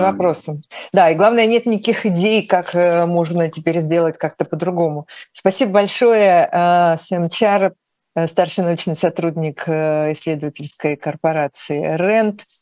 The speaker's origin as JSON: {"language": "Russian", "region": "Urals", "country": "Russia", "said": "Я уралец"}